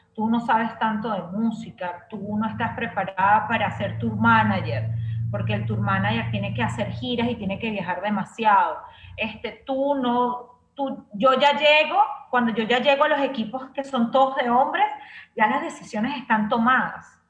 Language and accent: Spanish; Venezuela